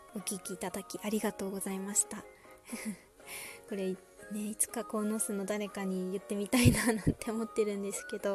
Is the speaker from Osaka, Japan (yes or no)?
no; Konosu, Saitama, Japan; 私の地元ですね。埼玉県鴻巣市。